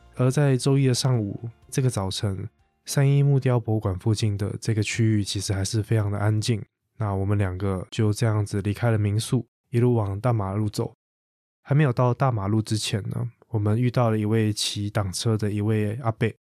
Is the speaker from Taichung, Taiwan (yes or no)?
no; Taipei, Taiwan; 从小在台北生活长大的我